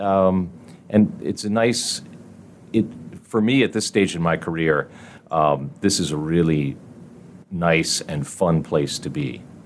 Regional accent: Delaware, United States; moved away as an adult; now in Indianapolis, United States; I grew up in Delaware

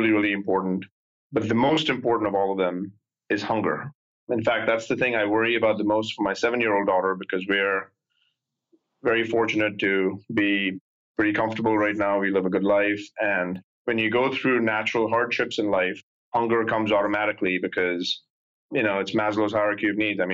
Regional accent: India; moved away as an adult; now in United States; I grew up in India. I came here when I was 19

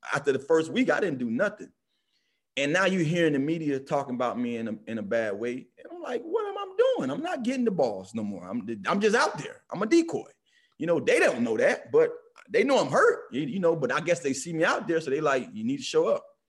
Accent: Miami, Florida, United States; I'm from Miami

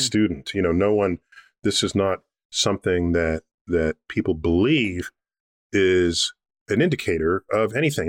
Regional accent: New York City, New York, United States; I grew up in New York City in the Bronx.

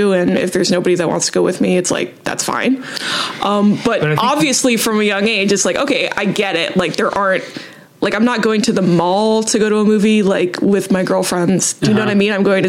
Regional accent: Southern California, United States; But I'm from the suburbs. It's not like I'm from Bollywood or anything like that. I'm from the suburbs of Southern California.

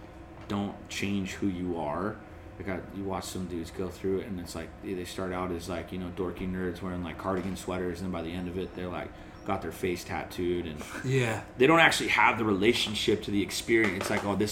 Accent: San Diego, California, United States; I lost a couple of Charger fan customers because I'm from San Diego. I was a diehard Charger fan.

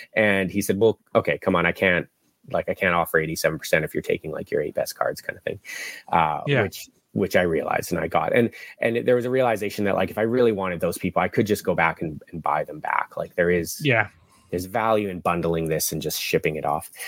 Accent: Vancouver, British Columbia, Canada; moved away as an adult; also born or lived in Australia; I'm from the West Coast, so uh, born and raised here in Vancouver.

